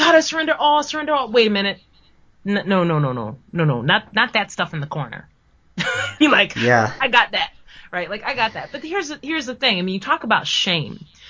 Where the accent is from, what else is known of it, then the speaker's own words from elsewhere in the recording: United States; an English-speaking American